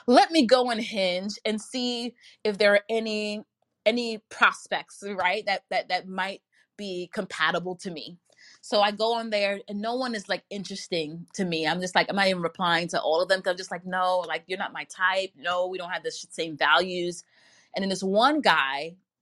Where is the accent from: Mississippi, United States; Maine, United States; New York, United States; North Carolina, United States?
New York, United States; I live in New York and I've born and raised in New York all my life